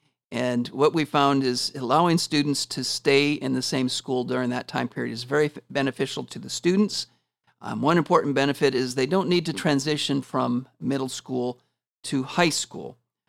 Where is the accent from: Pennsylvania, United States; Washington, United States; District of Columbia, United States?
Washington, United States; now in Porterville, United States; So I grew up in Washington State and have lived in several states prior to moving to California. I've been in Porterville for 6 years now